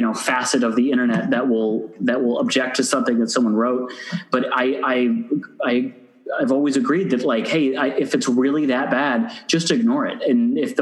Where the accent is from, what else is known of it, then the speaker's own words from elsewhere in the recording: Ann Arbor, Michigan, United States; my hometown is a very liberal college town, Ann Arbor, Michigan